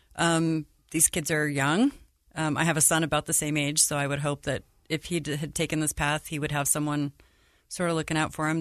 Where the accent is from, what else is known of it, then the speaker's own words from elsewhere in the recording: Salt Lake City, Utah, United States; moved away as an adult; also born or lived in Denver / Florida / Chicago area; I grew up in Salt Lake.